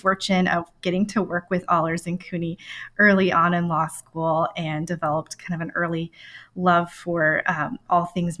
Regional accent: South and Midwest, United States; I grew up kind of all over the South and the Midwest. My dad is a pastor, and so we moved from small town to small town in Arka

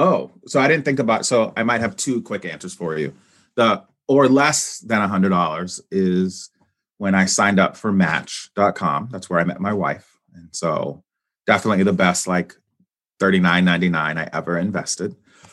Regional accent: Brawley, California, United States; my hometown. I'm from Brawley, California.

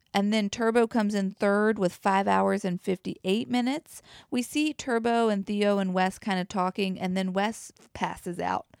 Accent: the South, United States; accent: southern; as a Southerner

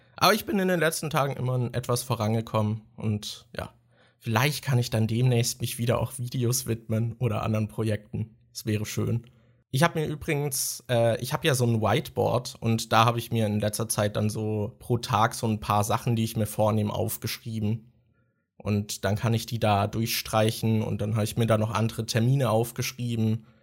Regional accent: Germany; als Deutscher

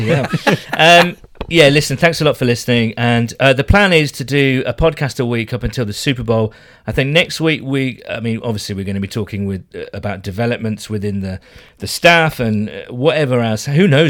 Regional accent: United Kingdom

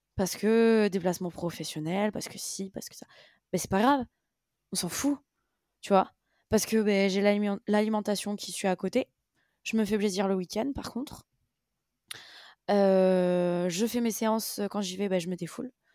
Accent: France; nous en tant que Français

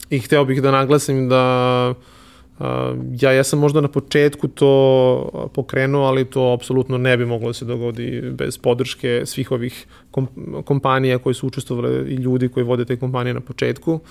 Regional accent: Serbia; kod nas u Srbiji

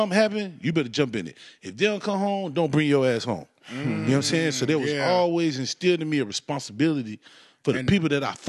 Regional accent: Raleigh, North Carolina, United States; also born or lived in Atlanta / Washington, D.C.; I was born in Atlanta, but I was raised in Raleigh.

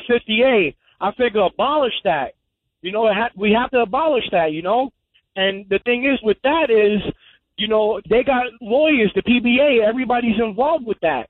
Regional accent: New York City, New York, United States; I grew up in Coney Island

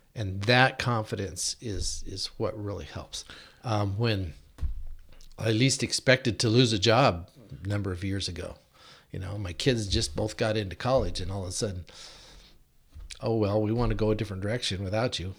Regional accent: Yakima, Washington, United States; We moved to Yakima in nineteen sixty-two when I was seven years old because my dad started the Christian radio station

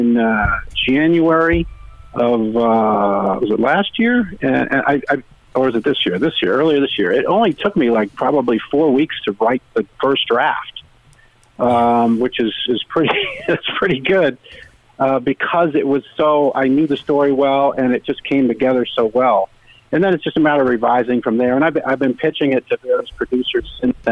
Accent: Rhode Island, United States; born or raised there; now in Connecticut, United States

